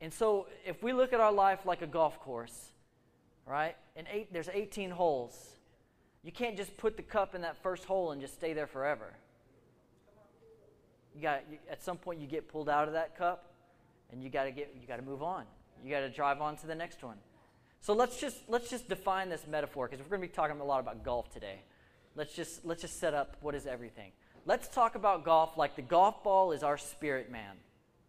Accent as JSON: {"language": "English", "country": "United States", "said": "We're American"}